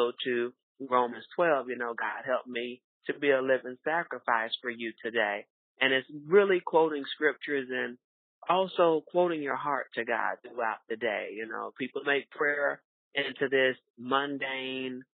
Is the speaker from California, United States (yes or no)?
no; Fort Lauderdale, Florida, United States; moved away as an adult; now in Omaha, United States; my hometown is Fort Lauderdale, Florida. I lived here for about 5.5 years. Left my hometown due to my career